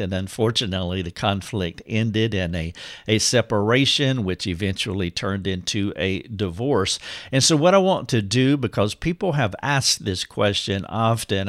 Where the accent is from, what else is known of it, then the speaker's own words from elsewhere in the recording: Charlotte, North Carolina, United States; moved away as an adult; now in Greenville, United States; I had moved from my hometown, which is right outside of Charlotte, North Carolina, to Greenville, South Carolina, which is where I am today